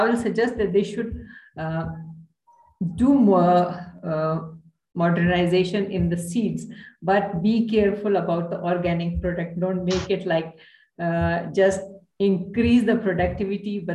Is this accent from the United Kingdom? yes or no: no; Pakistan; We are only three from Pakistan